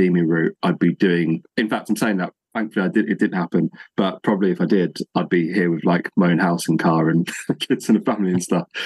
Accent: Northamptonshire, East Midlands, United Kingdom; I'm from the Midlands, so in Northamptonshire, so East Anglia.

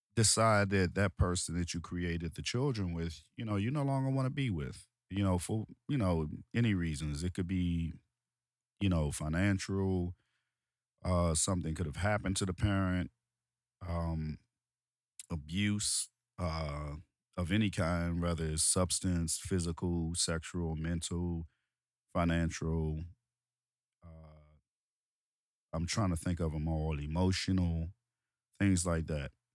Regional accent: Washington, District of Columbia, United States; I'm from Washington, D C, um, Southeast D C, um, Ward eight of Southeast D C

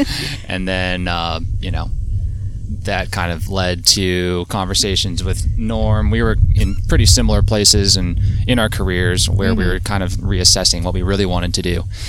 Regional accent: Orlando, Florida, United States; I grew up pretty much in Orlando

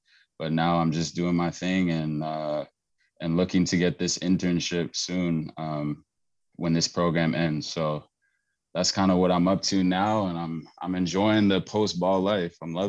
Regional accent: Oakland, California, United States; born or raised there; moved away as an adult; now in Canada

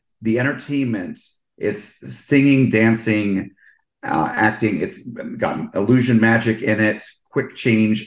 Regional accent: East Coast, United States; now in Orlando, United States; I grew up on the East Coast

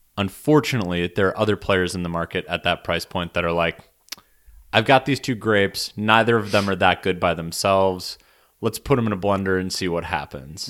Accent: United States; as an American

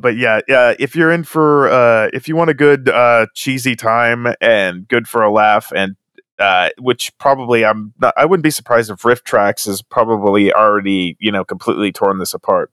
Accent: Chester, Nebraska, United States; I'm from Chester, Nebraska

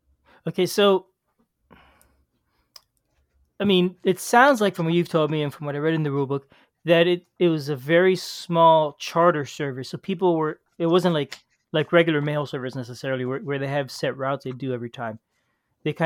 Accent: Cuba; born there; And one day, I was born in Cuba.

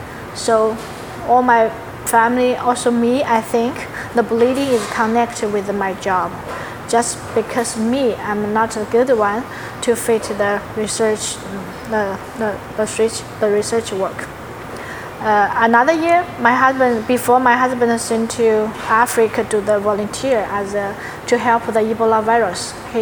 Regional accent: Southwest China, China; English is a second language; moved away as an adult; now in Houston, United States; But at 2015, I bring my family and moved to Houston, because I heard Houston a little similar like my hometown in the southwest of China.

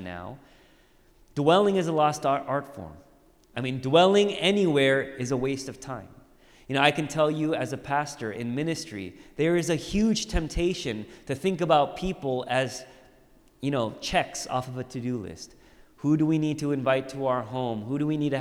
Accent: Orange County, California, United States; When I was growing up, I grew up in Orange County

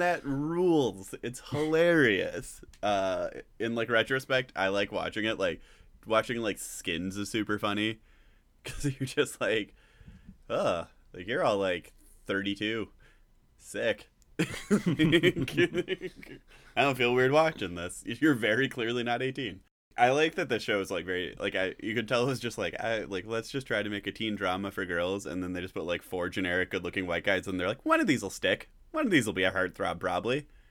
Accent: Griffiths, Wisconsin, United States; I'm from Griffiths, Wisconsin

